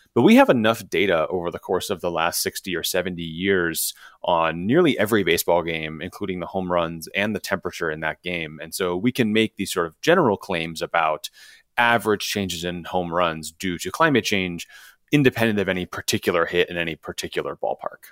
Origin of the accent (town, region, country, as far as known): Chicago, Illinois, United States; born or raised there